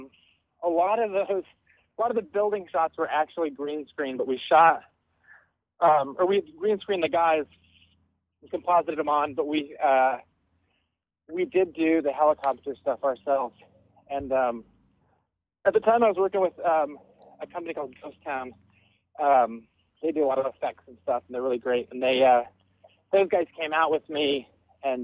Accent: Denver, Colorado, United States; I'm from Denver too

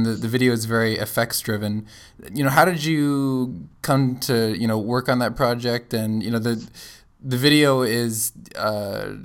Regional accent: Canada; I'm Canadian

